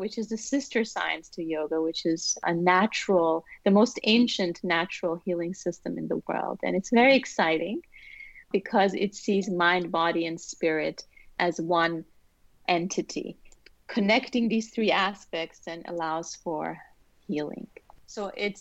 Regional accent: Vienna, Austria; also born or lived in Iran / New Zealand / China; now in United States; So I was born in Iran, and we moved to Austria when I was four. And I grew up in Vienna, which is a musical city

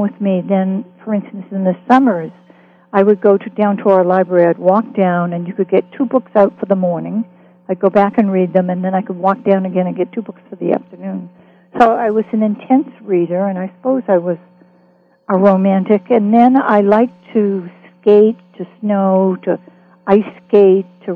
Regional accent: Boston, Massachusetts, United States; moved away; also born or lived in Los Angeles; I grew up in West Roxbury, Massachusetts

